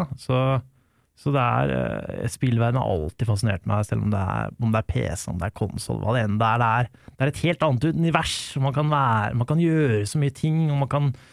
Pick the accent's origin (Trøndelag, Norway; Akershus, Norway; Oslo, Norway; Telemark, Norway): Akershus, Norway; Lørenskog; Jeg er fra Lørenskog